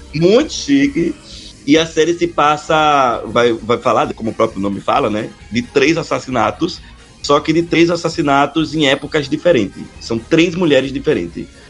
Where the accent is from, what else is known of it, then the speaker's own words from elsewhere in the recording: Aracaju, Sergipe, Brazil; Eu sou de Aracaju